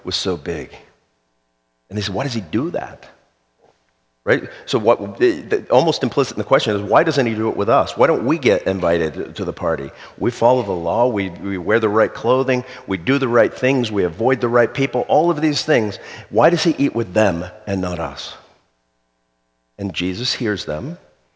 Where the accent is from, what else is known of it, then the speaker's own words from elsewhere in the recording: South Florida, United States; When I was a kid, I grew up in South Florida.